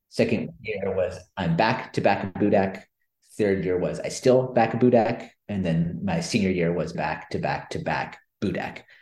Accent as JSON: {"language": "English", "area": "Silicon Valley Bay Area", "region": "California", "country": "United States", "tie": "born or raised there", "said": "I grew up in the Silicon Valley Bay Area. So I grew up in the big tech boom"}